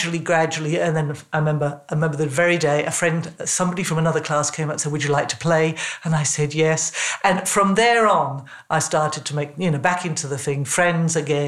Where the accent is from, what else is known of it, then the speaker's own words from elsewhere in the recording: England, United Kingdom; When I was first at high school, I was in England, you probably gather from my accent